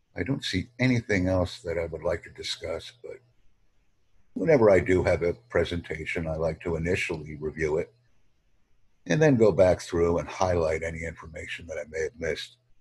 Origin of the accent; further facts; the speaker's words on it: New York, United States; first language English; home country, and I put down America